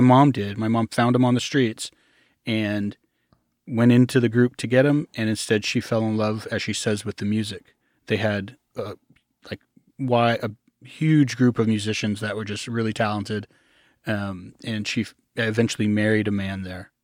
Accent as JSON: {"language": "English", "region": "Arkansas", "country": "United States", "tie": "born or raised there", "said": "I grew up in a, I usually call it a commune first, a commune in Arkansas"}